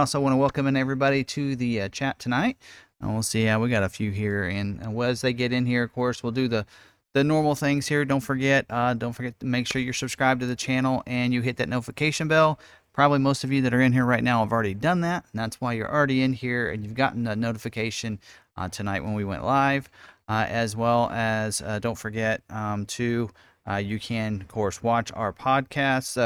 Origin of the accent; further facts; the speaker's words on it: Lawrence, Kansas, United States; also born or lived in Salina, Kansas / Emporia, Kansas; I actually am born and raised in Lawrence, Kansas